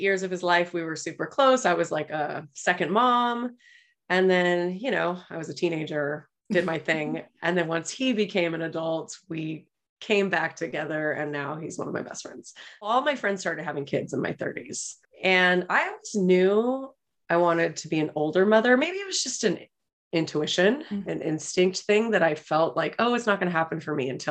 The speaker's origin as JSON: {"language": "English", "town": "Los Angeles", "region": "California", "country": "United States", "tie": "born or raised there", "said": "I grew up in Los Angeles"}